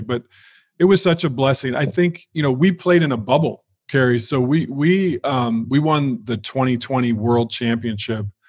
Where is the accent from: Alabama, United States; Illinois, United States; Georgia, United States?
Illinois, United States; now in Los Angeles, United States; I was raised in Illinois, um, just in a small town